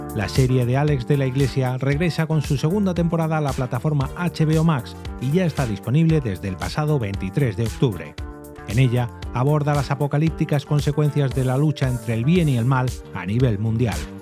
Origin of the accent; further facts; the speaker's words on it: Castile, Spain; como castellano